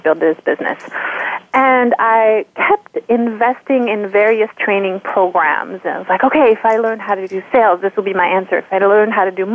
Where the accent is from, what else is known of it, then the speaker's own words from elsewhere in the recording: France; moved away as an adult; now in United States; I am from France. I grew up in France. And I've been in the U.S. about 16 years at this point